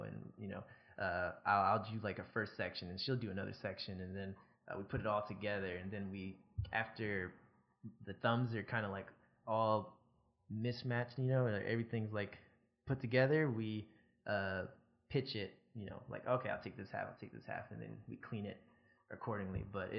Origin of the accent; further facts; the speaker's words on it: New Jersey, United States; Like I'm from Jersey, but I, like at the time I was in Georgia, I lived or moved all across the East Coast or along the East Coast a bunch.